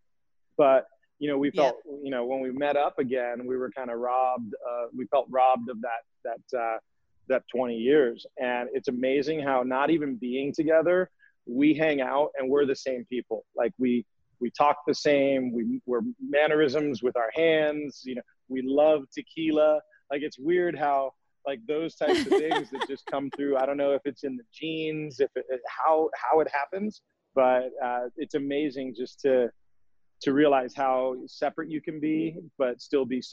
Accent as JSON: {"language": "English", "town": "San Diego", "region": "California", "country": "United States", "tie": "born or raised there", "moved": "as an adult", "lives_now": "Maui, United States", "said": "me growing up in San Diego"}